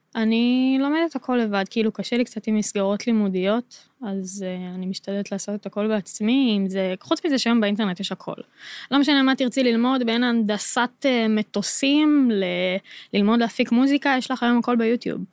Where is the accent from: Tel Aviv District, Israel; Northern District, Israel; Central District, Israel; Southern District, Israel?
Central District, Israel; Modi'in; בתור ישראלית אני יכולה להגיד, וכשגדלתי, אז הרי גדלתי במודיעין